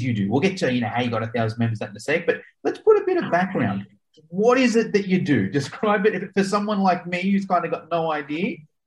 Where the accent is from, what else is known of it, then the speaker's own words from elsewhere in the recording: Australia; like me from Australia